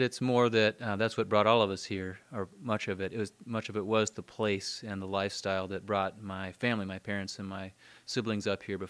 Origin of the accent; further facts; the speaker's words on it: Florida, United States; moved away as an adult; also born or lived in Orlando / Gainesville; now in Alaska, United States; I'm also a Floridian, born and raised in Florida, and came up after undergrad to be closer to family here in Alaska.